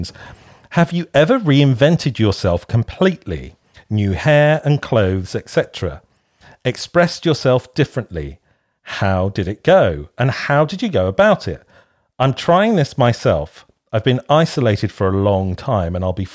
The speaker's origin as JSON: {"language": "English", "area": "Kent", "region": "South East England", "country": "United Kingdom", "moved": "as an adult", "lives_now": "Bristol, United Kingdom", "said": "I moved to Bristol from Kent."}